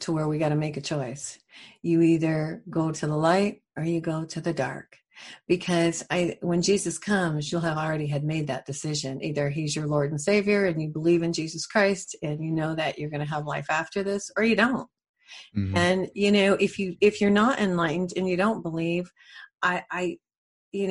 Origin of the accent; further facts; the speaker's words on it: New Mexico, United States; I'm from New Mexico, and I'm really into the land